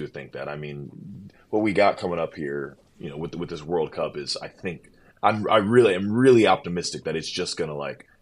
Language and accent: English; United States; I, as an American, and realistically we as Americans